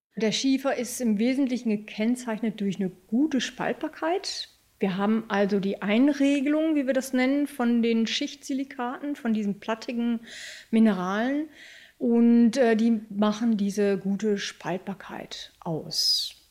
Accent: Germany; bei uns in Deutschland

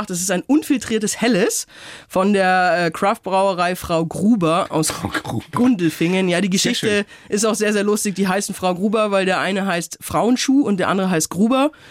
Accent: Upper Palatinate, Bavaria, Germany; Ich komme aus der Oberpfalz

